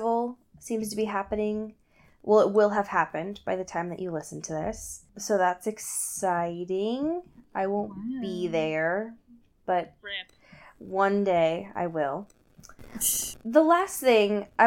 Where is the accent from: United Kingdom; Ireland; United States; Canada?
Ireland; I am that Irish person